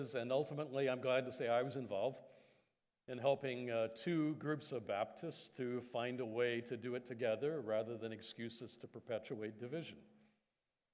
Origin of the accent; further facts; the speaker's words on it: Indiana, United States; moved away as an adult; also born or lived in Canada; I'm an American Canadian, so that was back in middle America, state of Indiana